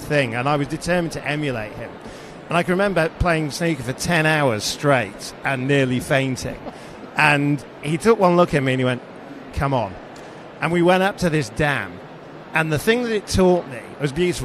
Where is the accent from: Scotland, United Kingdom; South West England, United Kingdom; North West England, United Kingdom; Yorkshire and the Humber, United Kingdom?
Yorkshire and the Humber, United Kingdom; Sheffield; being 11 years old growing up in Sheffield